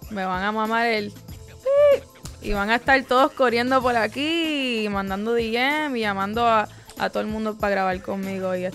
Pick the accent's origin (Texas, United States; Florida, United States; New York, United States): Florida, United States; Miami; first language English; Spanish is a second language; Sí, yo nací en Miami.